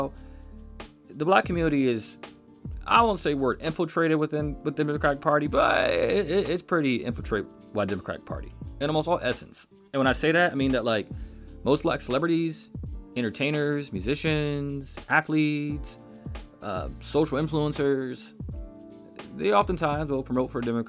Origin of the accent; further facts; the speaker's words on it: United States; proud of being American